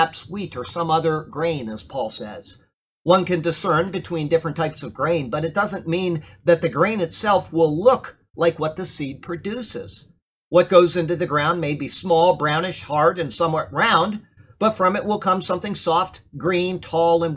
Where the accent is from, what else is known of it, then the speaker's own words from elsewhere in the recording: Sarasota, Florida, United States; I was raised here in Sarasota, and I went to Philippi Shores Elementary School